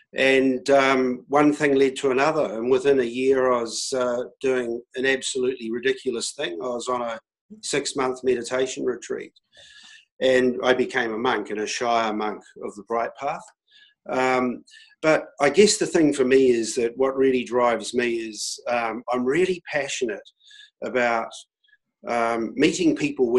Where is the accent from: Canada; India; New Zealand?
New Zealand; as a New Zealander